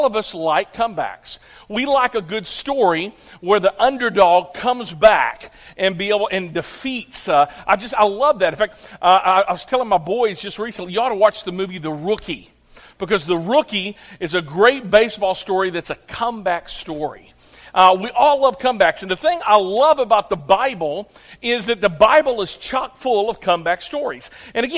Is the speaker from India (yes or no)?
no; St. Charles, Missouri, United States; now in Clarksville, United States; I was born here, but after when I was about 6 months old, my mom and dad, they moved to St. Charles, Missouri